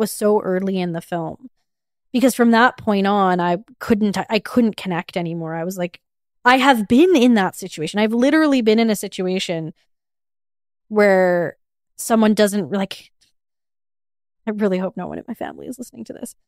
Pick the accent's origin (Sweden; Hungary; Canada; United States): Canada; Edmonton, Alberta; I'm from Edmonton